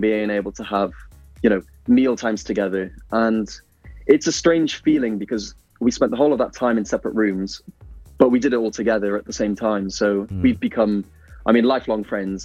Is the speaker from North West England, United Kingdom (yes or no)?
no; Pembroke Dock, Wales, United Kingdom; also born or lived in Italy; I'm from Pembroke Dock, and you know, I wanted to be home